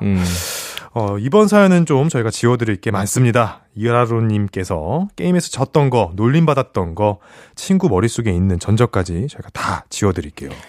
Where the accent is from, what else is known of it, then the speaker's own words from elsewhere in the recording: Seoul, South Korea; 저는 목동에서 자랐는데.